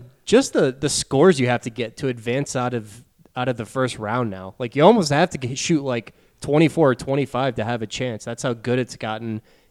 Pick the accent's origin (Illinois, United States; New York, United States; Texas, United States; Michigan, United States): Texas, United States; I'm from Texas.